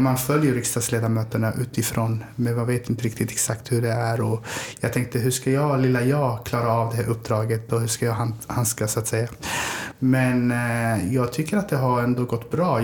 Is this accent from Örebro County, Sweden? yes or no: yes; Örebro, Örebro County, Sweden; moved away as an adult; also born or lived in Somalia; now in Malmö, Sweden; Jag är född i Somalia. Eh, kom till Sverige 93 när jag var 10 år gammal. Eh, jag flyttade runt ganska mycket men växte upp i Örebro, i Vivalla